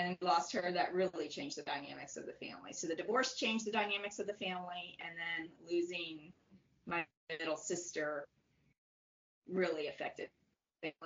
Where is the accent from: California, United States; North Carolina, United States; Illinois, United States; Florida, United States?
Florida, United States; I was born in Florida